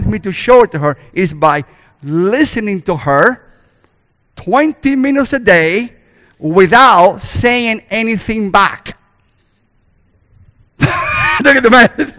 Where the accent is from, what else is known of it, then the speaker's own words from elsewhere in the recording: Cuba; first language Spanish; English is a second language; moved away; I was born in Cuba and raised there too, so I speak God's first language, called Spanish.